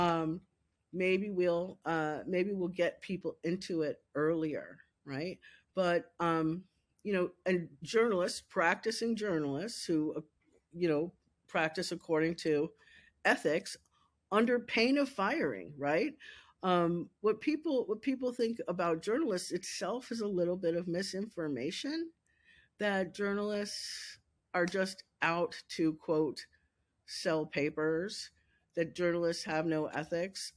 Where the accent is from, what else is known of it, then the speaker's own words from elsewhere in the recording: Lexington, Kentucky, United States; also born or lived in Pennsylvania; I worked for him at my hometown paper